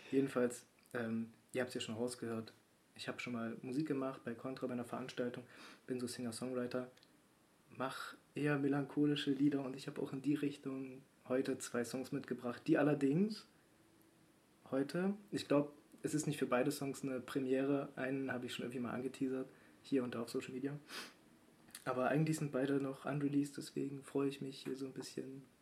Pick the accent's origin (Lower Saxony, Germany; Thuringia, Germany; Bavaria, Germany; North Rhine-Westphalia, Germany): Thuringia, Germany; Das ist eigentlich voll gelogen, das mit dem Leipziger Original war. Eigentlich komme ich aus Thüringen, ne?